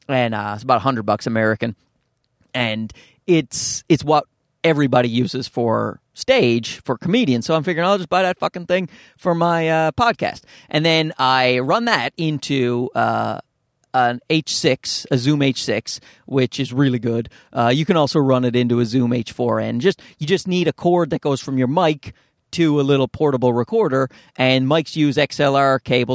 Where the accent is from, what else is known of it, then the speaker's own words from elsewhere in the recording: Newfoundland and Labrador, Canada; accent: Newfoundland; Like, I'm from Newfoundland, which is, if you don't know, because why the hell would you if you're not in Canada? But it's a very Irish part of Canada, so we have a distinct accent.